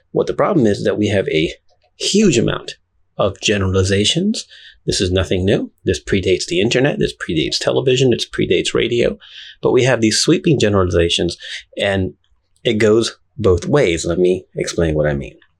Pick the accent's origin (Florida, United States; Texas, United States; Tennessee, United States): Texas, United States; Houston; also born or lived in Puerto Rico; I'm from Houston, Texas. Not really. I was born in Puerto Rico, but I grew up here. So I'm from Houston, Texas